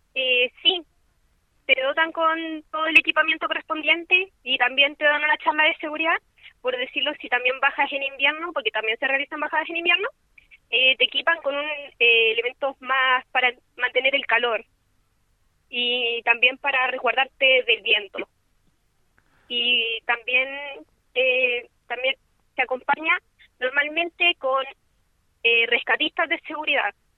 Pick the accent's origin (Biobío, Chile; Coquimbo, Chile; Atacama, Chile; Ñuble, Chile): Ñuble, Chile; San Fabián; moved away; aunque soy de San Fabián